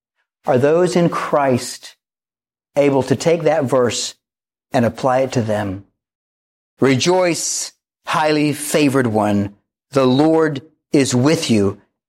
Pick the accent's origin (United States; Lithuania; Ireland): United States; the Bible Belt; But growing up in the Bible Belt, I, along with all of my friends and relatives, grossly misunderstood that.